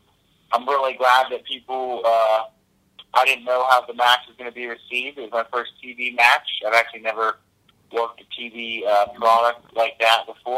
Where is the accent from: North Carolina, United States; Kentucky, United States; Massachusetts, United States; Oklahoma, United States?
Kentucky, United States; Northern; also born or lived in Atlanta, Georgia; Yeah, I was born in Atlanta, Georgia, but I was raised in Northern Kentucky my whole life. Northern Kentucky is just 10 minutes outside of Cincinnati, Ohio.